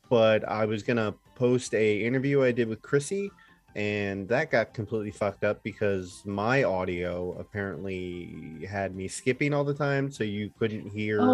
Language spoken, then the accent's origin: English; Philadelphia, Pennsylvania, United States; growing up around Philadelphia